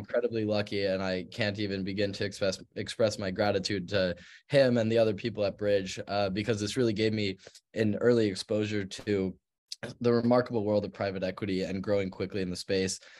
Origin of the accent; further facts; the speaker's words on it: Park City, Utah, United States; was born and raised in Park City, Utah